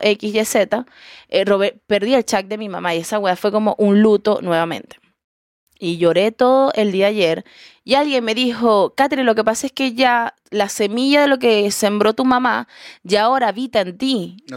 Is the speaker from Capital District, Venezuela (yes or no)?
no; Coro, Falcón, Venezuela; also born or lived in Caracas, Venezuela; now in Chile; yo vengo de Coro y me mudé a Caracas